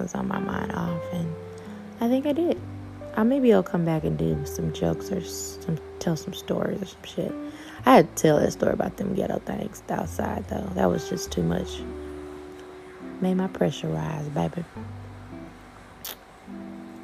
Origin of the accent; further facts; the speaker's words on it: Houston, Texas, United States; I'm from Houston.